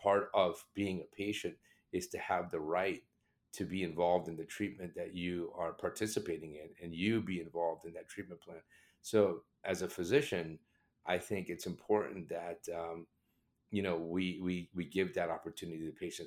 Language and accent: English; South Florida, United States; accent: British; also born or lived in England; I immigrated from, from England to the United States in the seventies. And at that time, you know, uh, uh, somebody of my background being, I'm Indian, uh, with a British accent, who came to the United States and grew up in, uh, South Florida